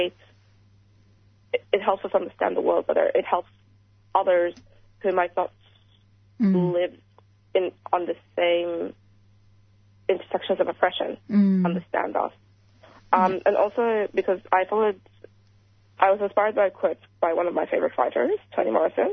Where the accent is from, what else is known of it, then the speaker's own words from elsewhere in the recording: Sudan; moved away; growing up in Sudan